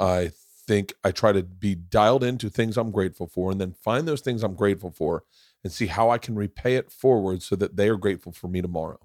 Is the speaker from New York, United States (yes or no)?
no; Florida, United States; moved away; growing up in Florida